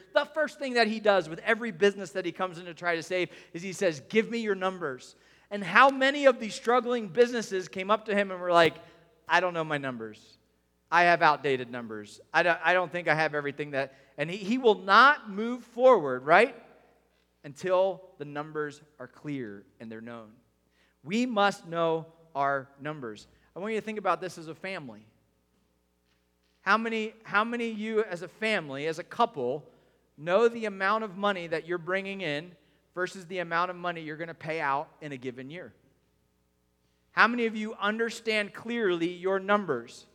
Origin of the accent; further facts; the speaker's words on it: United States; we're young and we're American in the 2020s